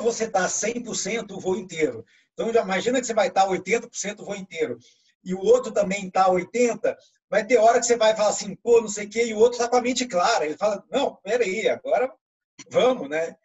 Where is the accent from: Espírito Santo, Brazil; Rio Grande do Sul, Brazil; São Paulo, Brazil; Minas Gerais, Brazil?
São Paulo, Brazil; Bauru; nós dois somos de Bauru